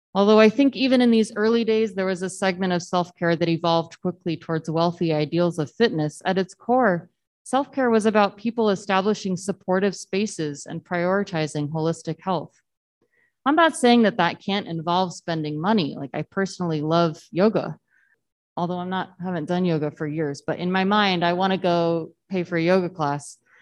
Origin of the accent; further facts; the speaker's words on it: Southern Texas, United States; I grew up in Southern Texas where it doesn't really get cold